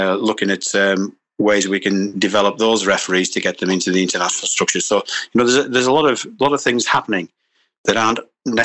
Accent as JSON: {"language": "English", "region": "England", "country": "United Kingdom", "said": "Yes, I'm English. I live in England."}